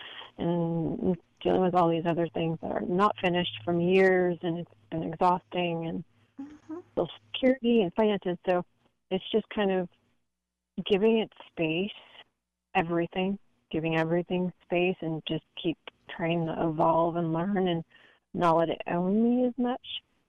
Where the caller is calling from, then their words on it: San Francisco, California, United States; I'm calling from the San Francisco area.